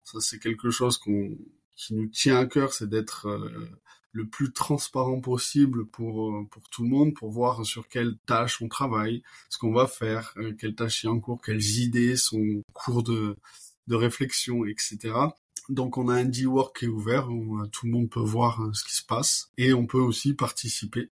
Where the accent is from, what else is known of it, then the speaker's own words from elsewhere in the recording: Toulouse, Occitania, France; moved away as an adult; also born or lived in California / Barcelona; école de commerce à Toulouse, donc je suis toulousain